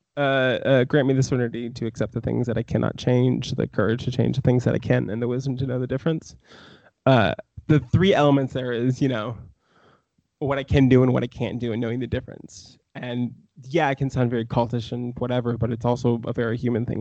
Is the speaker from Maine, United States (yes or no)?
yes; small town Maine, United States; also born or lived in Ohio; now in Brooklyn, United States; I was born technically in Ohio, but I moved to Maine when I was like two years old.